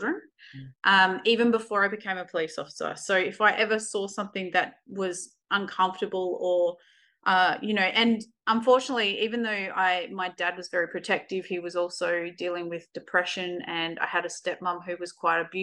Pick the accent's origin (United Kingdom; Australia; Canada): Australia; Kalgoorlie, Western Australia; We actually grew up, I was born in Kalgoorlie. We lived in a mining town